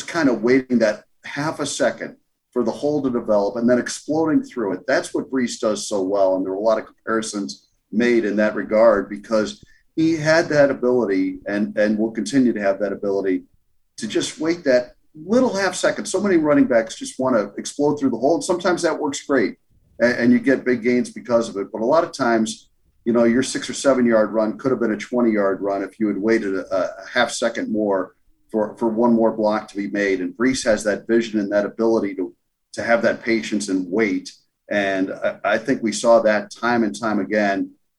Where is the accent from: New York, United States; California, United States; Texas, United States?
New York, United States; Bronxville; born there; Hey, I was born in Bronxville, so, you know, I'm not that far off and might have to make it out there and give it a shot.